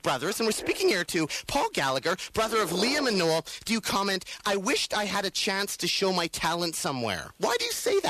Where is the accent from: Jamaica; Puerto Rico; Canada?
Canada; Vancouver, British Columbia; I'm from Vancouver, British Columbia, Canada.